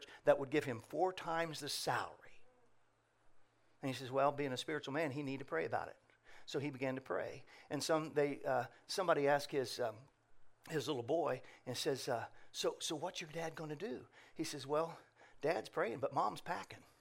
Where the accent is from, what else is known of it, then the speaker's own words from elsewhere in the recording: Indiana, United States; now in Ohio, United States; I'm originally from Indiana